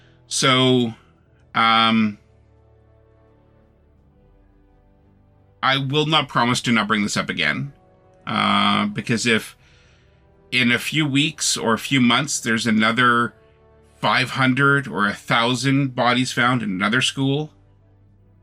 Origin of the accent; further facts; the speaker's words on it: Canada; I am Canadian